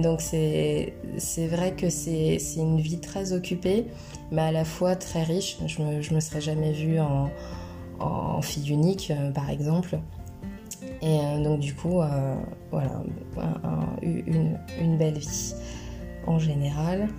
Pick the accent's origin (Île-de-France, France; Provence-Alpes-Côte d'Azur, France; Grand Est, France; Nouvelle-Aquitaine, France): Nouvelle-Aquitaine, France; Poitiers; also born or lived in Tours / Miami; J'ai grandi à Poitiers, je suis née à Poitiers